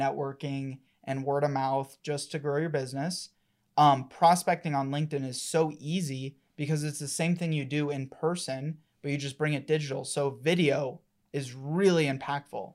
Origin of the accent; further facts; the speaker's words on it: Colorado, United States; I was born and raised here in Colorado